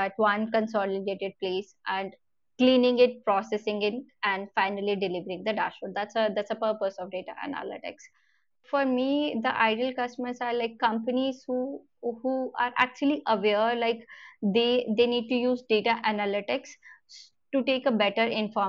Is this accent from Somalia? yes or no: no; India; as an Indian company or Indian citizens